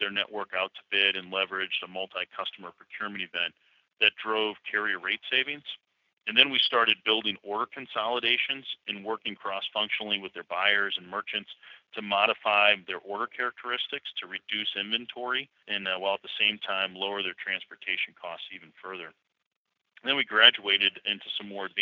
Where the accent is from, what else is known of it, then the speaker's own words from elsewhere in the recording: St. Louis, Missouri, United States; I'm from St. Louis